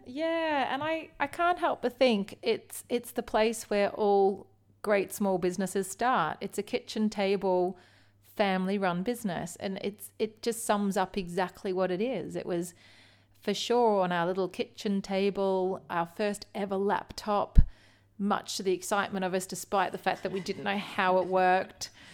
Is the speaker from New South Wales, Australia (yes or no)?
no; Melbourne, Victoria, Australia; now in United Kingdom; I did grow up in Melbourne, in the outer eastern suburbs, um, of Melbourne.